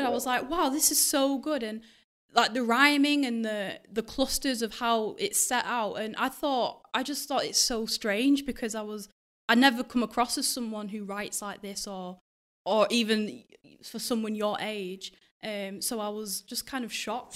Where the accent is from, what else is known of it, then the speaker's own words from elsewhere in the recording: Lee, England, United Kingdom; also born or lived in Ghana; I'm from Lee and, um, I'm currently at my last year at uni